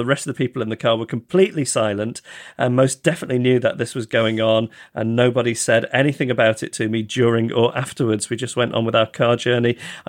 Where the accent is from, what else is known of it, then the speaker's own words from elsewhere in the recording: Yorkshire and the Humber, United Kingdom; accent: Yorkshire; my fellow classmates, mostly Southern, constantly berated me for my Yorkshire accent.